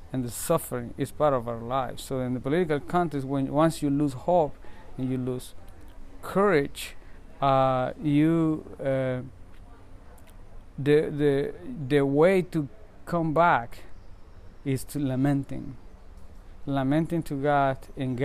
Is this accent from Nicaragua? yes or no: yes; Nicaragua; I'm from Nicaragua